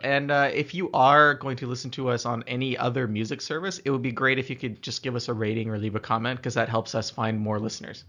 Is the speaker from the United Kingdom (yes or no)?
no; Canada; as a Canadian, I'm pretty comfortable on the snow and ice. I spent a lot of time messing around when I was a kid doing that.